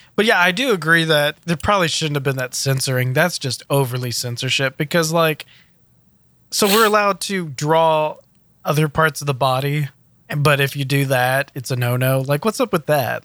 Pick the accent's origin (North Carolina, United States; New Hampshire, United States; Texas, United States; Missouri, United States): Texas, United States; Houston; I'm from Houston